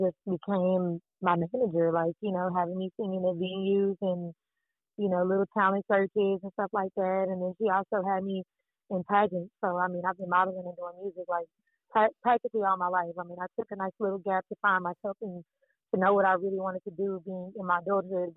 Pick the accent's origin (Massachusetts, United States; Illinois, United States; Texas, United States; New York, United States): Texas, United States; Dallas; now in Houston, United States; I reside in Houston, Texas. I'm from Dallas, Fort Worth.